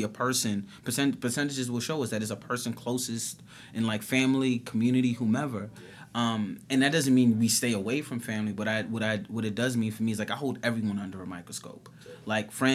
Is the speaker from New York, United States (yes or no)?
yes; New York City, New York, United States; I've born and raised in New York City